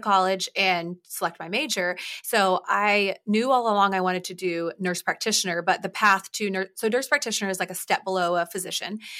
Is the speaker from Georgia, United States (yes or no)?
yes; Atlanta, Georgia, United States; I was born in Atlanta, Georgia